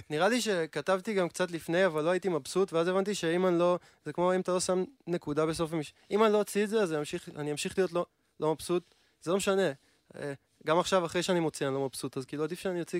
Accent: Rishon LeZion, Central District, Israel; ראשון לציון, אני מראשון לציון.

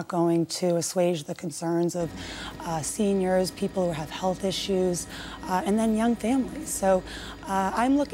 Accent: Lowell, Massachusetts, United States; I grew up in Lowell, Massachusetts

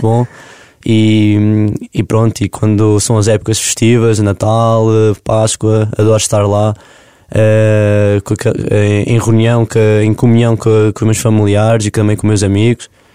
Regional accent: Covilhã, Centro, Portugal; moved away as an adult; now in Lisbon, Portugal; a minha terra é boça é, é uma pequena aldeia da Freguesia Cortes no meio e aquilo uhum. fica pertinho, portanto, é da Covilhã, é o Conselho da Covilhã

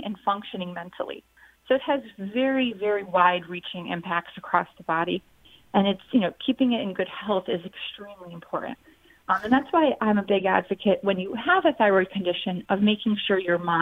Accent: Syracuse, New York, United States; also born or lived in Boston, Massachusetts; I am originally from Syracuse, New York, and I've lived in the upstate New York area for my entire, you know, career in life, except for those few years in Boston, Massachusetts

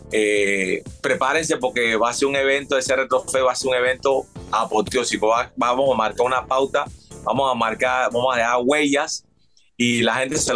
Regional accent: Panama; moved away; Yo tengo, yo me fui de Panamá en el 98

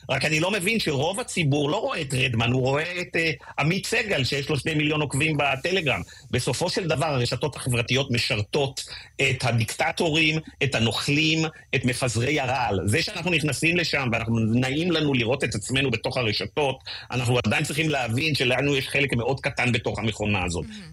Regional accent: Israel; אני הרגשתי שהזהות שלי כישראלי הפכה להיות הרבה, הרבה יותר משמעותית לי

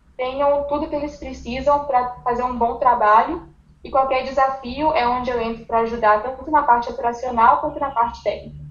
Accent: Contagem, Minas Gerais, Brazil; moved away as an adult; now in United States; eu sou brasileira de Minas, sou de Contagem, e eu moro nos Estados Unidos já tem 10 anos

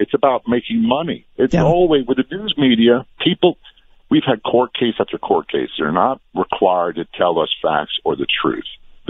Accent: Norfolk, Virginia, United States; I'm a product of the Vietnam War era. I grew up in Norfolk, Virginia, and a lot of the kids I went to school with, their fathers were POWs or missing in action

